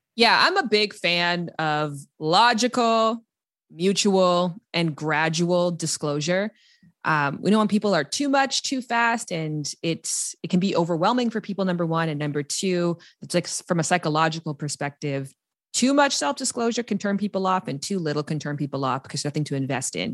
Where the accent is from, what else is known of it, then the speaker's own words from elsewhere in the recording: Canada; moved away as an adult; also born or lived in United States; I'm from Canada, and I was living in America